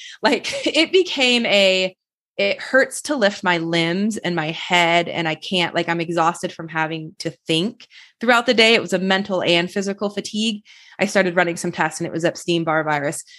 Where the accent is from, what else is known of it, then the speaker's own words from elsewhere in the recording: Michigan, United States; I grew up in Michigan